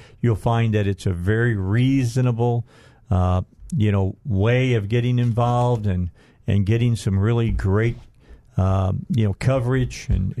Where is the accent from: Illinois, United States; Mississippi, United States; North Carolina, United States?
Illinois, United States; outside of Chicago; I grew up outside of Chicago.